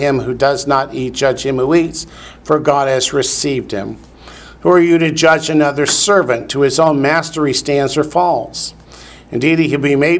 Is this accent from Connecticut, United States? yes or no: no; Northern Ohio, United States; I grew up in Northern Ohio, where in the schools, every Friday we had to have fish